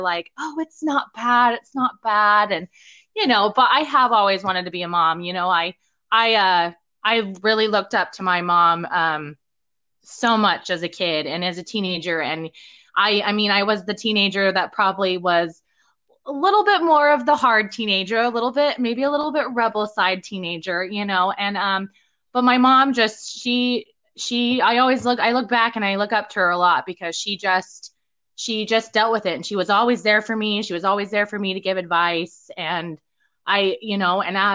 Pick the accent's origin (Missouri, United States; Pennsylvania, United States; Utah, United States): Utah, United States; moved away as an adult; now in Madison, United States; I'm normally from Utah, so I'm used to the Utah mountains